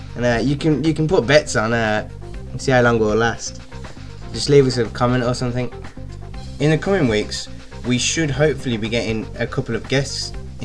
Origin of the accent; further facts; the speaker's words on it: Birmingham, West Midlands, United Kingdom; we're from Birmingham